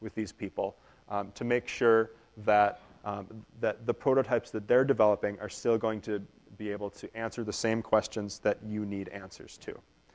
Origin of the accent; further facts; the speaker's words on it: Minnesota, United States; We are from Minnesota